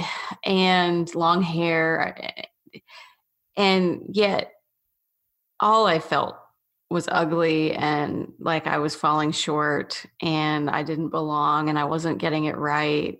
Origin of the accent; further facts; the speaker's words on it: the South, United States; I was always from the South